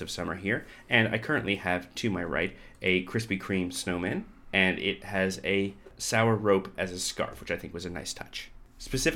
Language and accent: English; Canada; I'm French Canadian